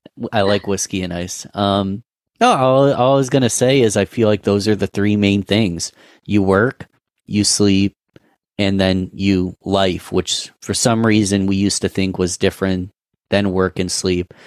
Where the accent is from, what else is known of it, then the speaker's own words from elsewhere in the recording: Rochester, New York, United States; Rochester, New York, that's my hometown, Rochester, New York